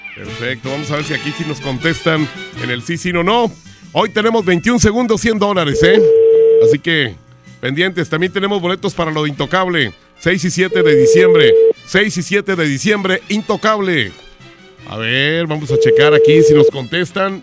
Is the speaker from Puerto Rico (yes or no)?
no; northern Mexico, Mexico; como los norteños que somos